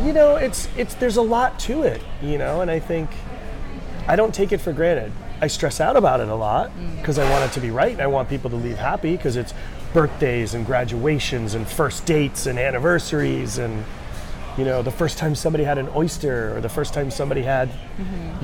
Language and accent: English; Rhode Island, United States; moved away; I grew up in New England, uh, Rhode Island to be specific